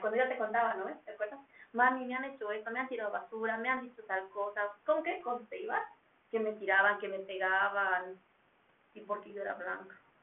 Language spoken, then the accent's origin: Spanish; Bolivia; hemos nacido en Bolivia